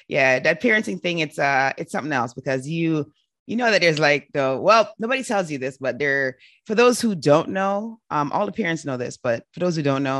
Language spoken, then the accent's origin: English; New York City, New York, United States; moved away; I lived in New York for like a number of years. I grew up in New York City for a while